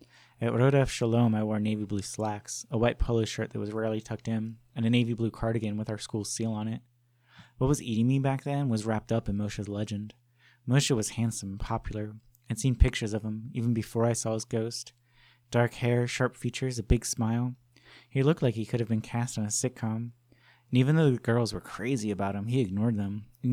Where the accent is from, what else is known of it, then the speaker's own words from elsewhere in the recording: Livingston, New Jersey, United States; Growing up in Livingston, New Jersey, it became one of the stories told about our town.